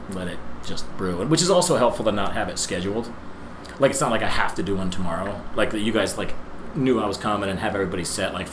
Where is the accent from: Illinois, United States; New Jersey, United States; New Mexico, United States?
New Jersey, United States; No, I'm from New Jersey.